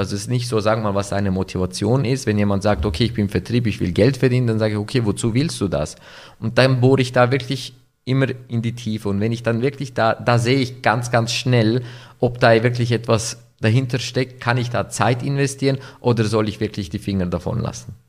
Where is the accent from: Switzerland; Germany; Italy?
Switzerland; Winterthur, Zurich; Ich komme aus der Schweiz in Winterthur, geboren, aufgewachsen, nach wie vor mit türkischem Hintergrund